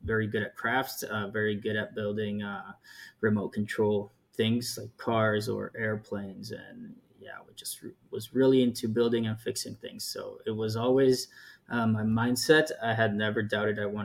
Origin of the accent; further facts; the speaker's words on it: El Paso, Texas, United States; moved away as an adult; also born or lived in Atlanta, Georgia; I grew up on the border between El Paso, Texas, and Mexico